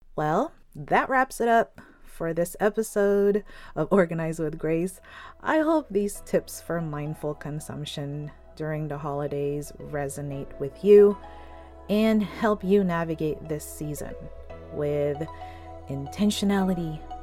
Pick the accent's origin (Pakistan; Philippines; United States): Philippines; I'm Filipino